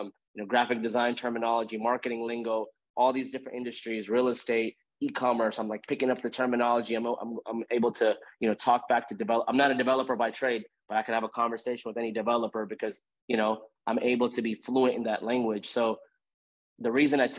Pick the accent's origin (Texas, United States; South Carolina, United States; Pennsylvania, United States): Texas, United States; Houston; I grew up in Houston.